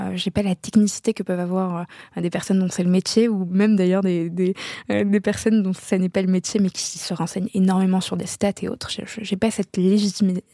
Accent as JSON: {"language": "French", "town": "Casablanca", "region": "Casablanca-Settat", "country": "Morocco", "tie": "born or raised there", "moved": "yes", "said": "j'ai grandi à Casablanca au Maroc plus belle ville du monde"}